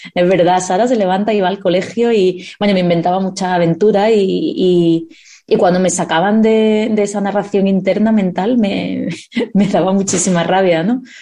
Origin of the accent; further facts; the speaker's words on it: Seville, Andalusia, Spain; accent: southern Spain; also born or lived in Madrid; Yo cumplí los tres años en Sevilla. Yo me siento totalmente andaluza. Mi acento se nota, la gente lo notará si conoce el acento del sur de España